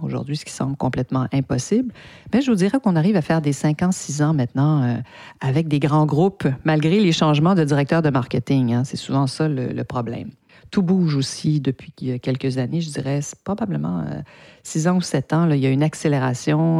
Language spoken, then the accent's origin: French; Canada; avec mon, mon accent, je ne suis pas française, mais bien de, du Canada. J'ai appris le français au Canada